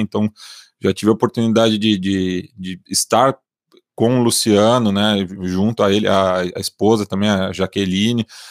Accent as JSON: {"language": "Portuguese", "region": "São Paulo", "country": "Brazil", "tie": "born or raised there", "said": "sou da Zona Oeste de São Paulo, nascido e criado aqui."}